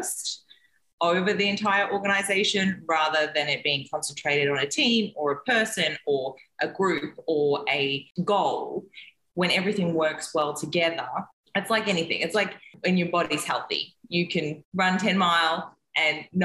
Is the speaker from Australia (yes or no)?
yes; Australia; now in Mexico; I am an Australian who is currently living in Mexico